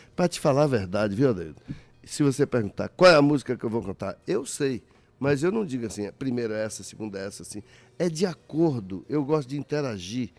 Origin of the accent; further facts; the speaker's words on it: Vitória da Conquista, Bahia, Brazil; E sou do Vale do Jiquitinhonha, sou baiano